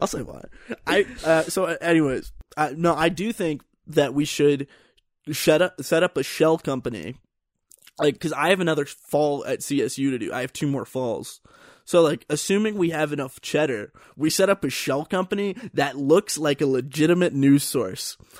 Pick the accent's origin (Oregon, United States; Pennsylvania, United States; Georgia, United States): Pennsylvania, United States; moved away as an adult; now in Colorado, United States; And so I'm from Pennsylvania.